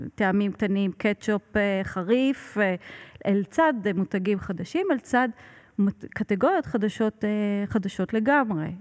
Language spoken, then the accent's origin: Hebrew; Israel; moved away as an adult; also born or lived in Italy; שהגעתי מישראל